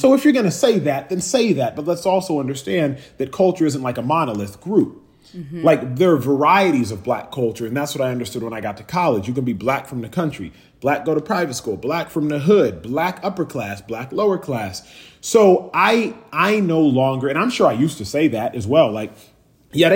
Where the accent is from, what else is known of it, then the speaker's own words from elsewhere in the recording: United States; I'm first generation American. So what does that mean? That means that when I go back to Nigeria, I'm not Nigerian enough because I don't speak the language, right? I'm American to them.